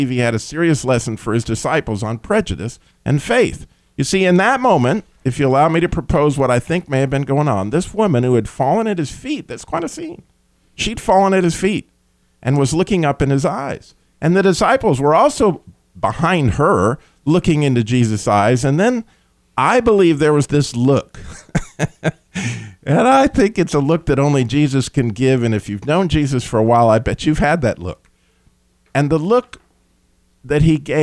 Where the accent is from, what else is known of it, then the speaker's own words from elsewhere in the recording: Albuquerque, New Mexico, United States; I grew up in Albuquerque, New Mexico, or at least I went to high school in Albuquerque